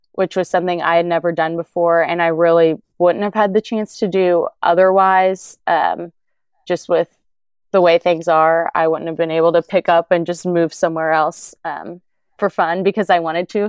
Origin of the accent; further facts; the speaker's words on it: Oklahoma, United States; I've born and raised in Oklahoma. I've always lived around here